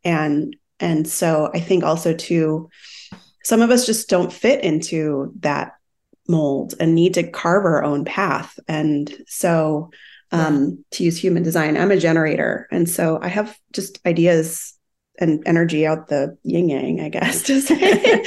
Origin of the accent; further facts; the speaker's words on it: Minnesota, United States; moved away as an adult; also born or lived in Brazil / Australia / Sydney; now in San Diego, United States; I'm from Minnesota. I grew up